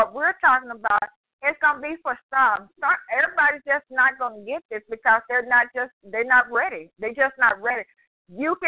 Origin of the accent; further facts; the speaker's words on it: California, United States; now in Arkansas, United States; I'm here in Arkansas. I grew up in California, and I'm old school.